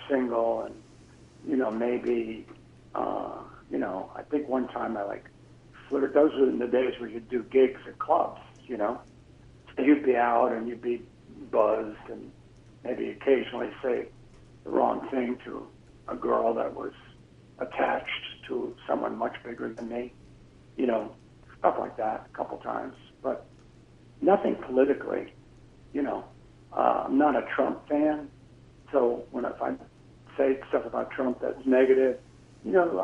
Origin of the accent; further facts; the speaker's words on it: New York, United States; I grew up in New York